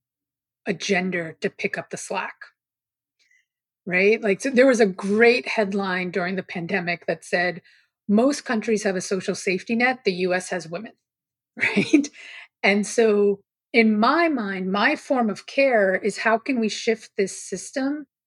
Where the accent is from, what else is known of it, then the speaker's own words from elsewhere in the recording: New York City, New York, United States; I grew up on Staten Island, which is one of the boroughs of New York City